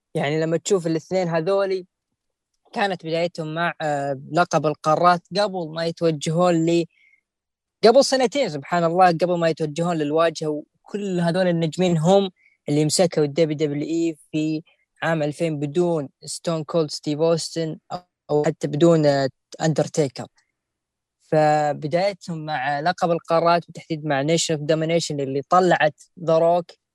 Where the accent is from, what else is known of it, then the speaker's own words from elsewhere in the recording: Saudi Arabia; عندنا في السعوديه